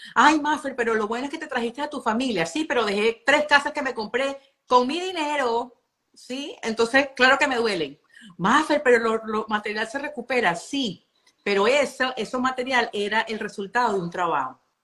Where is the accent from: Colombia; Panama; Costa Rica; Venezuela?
Venezuela